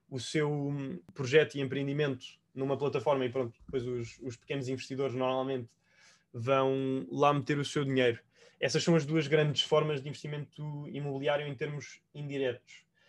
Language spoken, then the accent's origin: Portuguese; Portugal; also born or lived in Spain; eu estava, enquanto português, a trabalhar em Espanha para uma empresa irlandesa